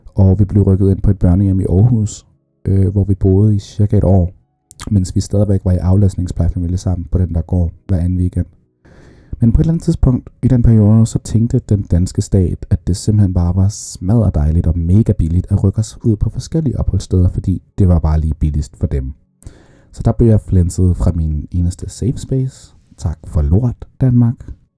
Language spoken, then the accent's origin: Danish; Saudi Arabia; jeg blev født i Saudi-Arabien